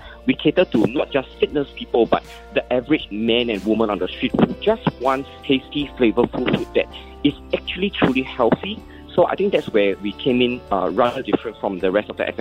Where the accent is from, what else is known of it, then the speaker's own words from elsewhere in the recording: Singapore; I'm Singaporean Chinese and I grew up in a Peranakan household